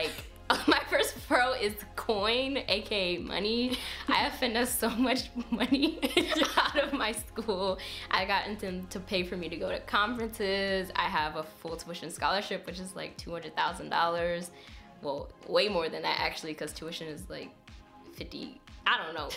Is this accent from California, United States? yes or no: no; Pennsylvania, United States; moved away as an adult; we both went to the same high school in Pennsylvania.